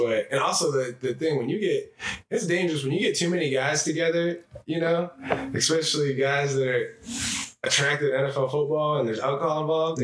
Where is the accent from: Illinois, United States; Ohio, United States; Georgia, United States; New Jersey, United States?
Ohio, United States; Norwalk; moved away; when I was a kid growing up in Norwalk, Ohio